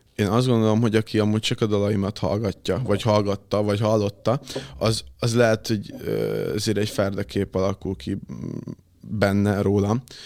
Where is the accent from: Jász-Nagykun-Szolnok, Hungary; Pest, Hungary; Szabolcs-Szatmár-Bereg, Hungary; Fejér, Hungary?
Pest, Hungary; Érd; moved away as an adult; now in Budapest, Hungary; érden nőttem fel. na, talán ott, ott, ott laktam egészen két évvel ezelőttig, utána költöztem most be Pestre önállóan.